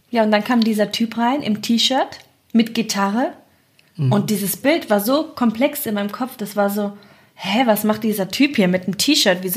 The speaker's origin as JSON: {"language": "German", "country": "Germany", "said": "als Deutsche"}